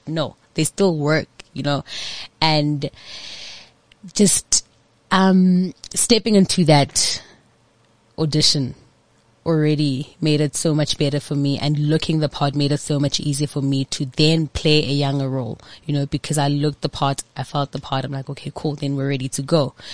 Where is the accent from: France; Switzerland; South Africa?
South Africa; Johannesburg, Gauteng; I grew up in Orlando